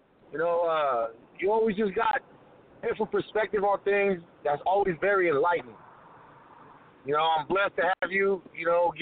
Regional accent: Blythe, California, United States; I am from Blythe, California

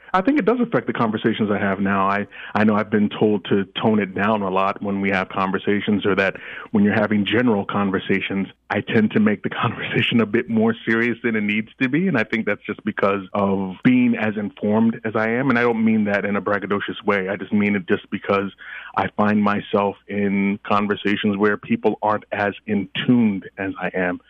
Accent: Nigeria; moved away; I am Nigerian by birth and by descendantry

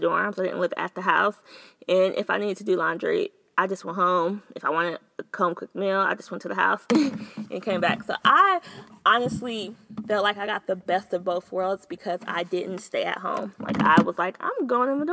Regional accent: San Diego, California, United States; now in Houston, United States; I relocated to Houston, so I'm from San Diego

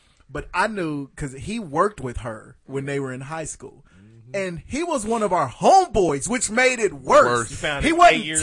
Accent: Wichita, Kansas, United States; I was a trailblazer in Wichita

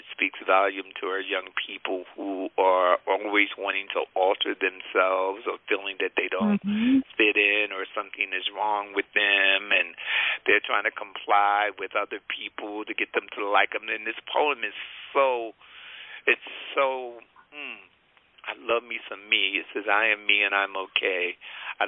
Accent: Newark, New Jersey, United States; I grew up in Newark

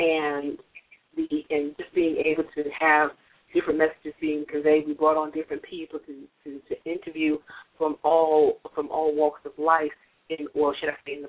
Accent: New Jersey, United States; I am from the East Coast, and I'm a Jersey girl.

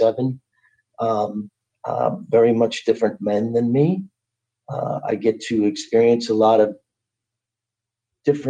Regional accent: New York City, New York, United States; I grew up in Brooklyn.

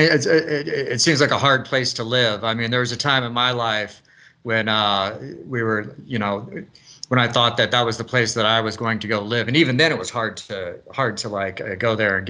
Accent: Springfield, Missouri, United States; I grew up in a little town in Missouri

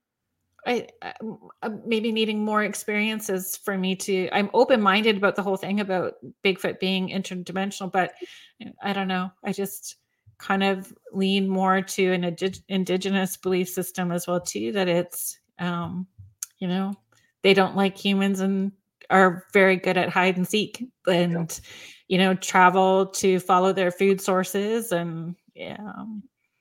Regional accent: Northern Ontario, Canada; I grew up in Northern Ontario, along Lake Superior

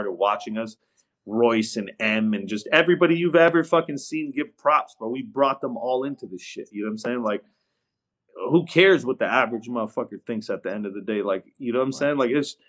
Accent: West Coast, United States; I'm from the West.

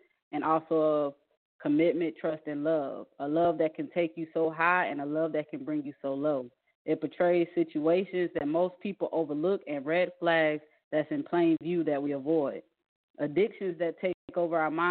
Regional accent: Atlanta, Georgia, United States; also born or lived in Kuwait; now in Hinesville, United States; I'm from Atlanta, Georgia, but I reside in Hinesville. At the moment, I'm overseas working in Kuwait right now.

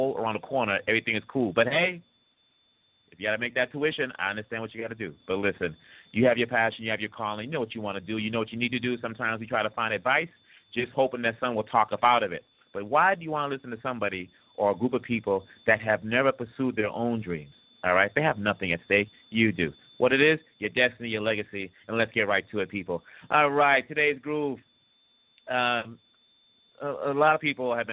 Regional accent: DR Congo; moved away; also born or lived in Miami, United States; back home of the old country, DRC Congo

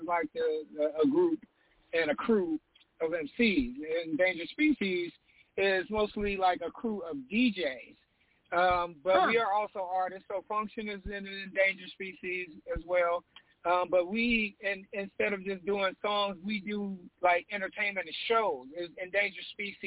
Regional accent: Los Angeles, California, United States; we're from Los Angeles, and in Los Angeles at that time, you know, gangster rap was like the prevalent thing

